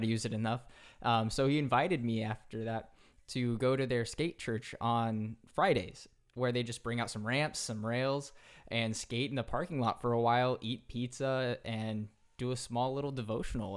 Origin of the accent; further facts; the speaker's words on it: Central California, United States; also born or lived in San Diego; I grew up in Central California. And once I got into college, I, I moved to San Diego